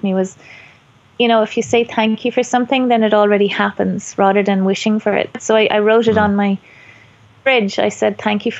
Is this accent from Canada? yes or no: no; Ireland; being Irish